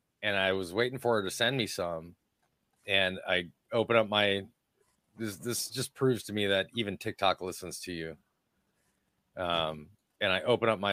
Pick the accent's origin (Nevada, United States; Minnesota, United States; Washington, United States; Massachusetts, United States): Minnesota, United States; I grew up in Minnesota.